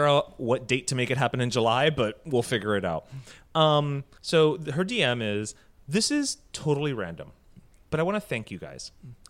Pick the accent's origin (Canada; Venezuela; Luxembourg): Venezuela; now in Miami, United States; I was born and raised in Venezuela, but would spend the summers with my Cuban abuela in Little Havana and realized I am Miami AF, actually. Sometimes as immigrants, especially now that I have been in Miami for 18 years